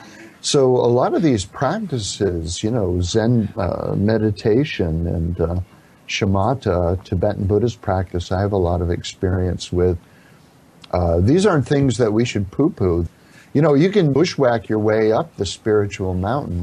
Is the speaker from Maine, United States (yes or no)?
yes; Down East Maine, United States; moved away; I grew up in Down East Maine in the Congregational Protestant Church